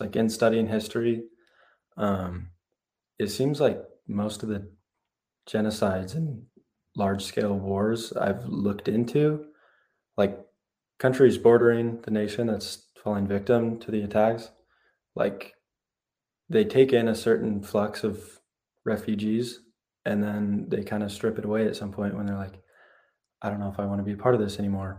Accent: Happy Valley, Oregon, United States; I'm a senior and I'm from Happy Valley, Oregon.

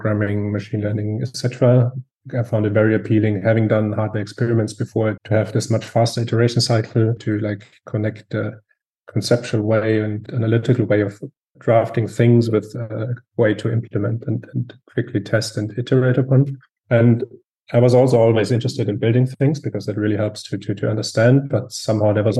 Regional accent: Southern Germany, Germany; I'm also from Germany, southern Germany.

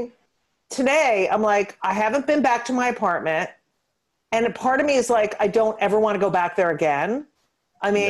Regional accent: New York City, New York, United States; we're from New York

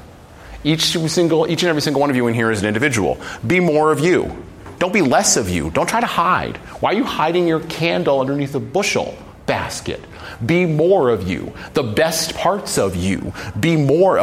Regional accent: United States; I was born in America

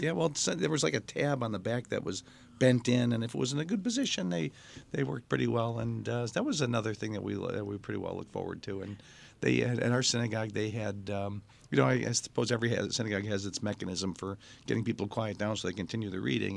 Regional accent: Mount Clemens, Michigan, United States; I grew up in Mount Clemens, and when I was a kid, Mount Clemens was, I'd call it a bustling, um, Jewish town

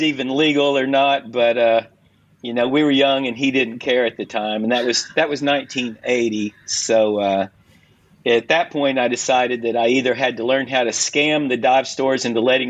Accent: Southern United States, United States; I grew up in the Southern United States in a public swimming pool

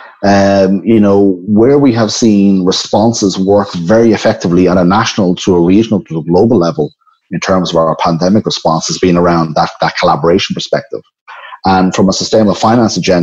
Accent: Ireland; my home country, Ireland, and I've been here the last few months.

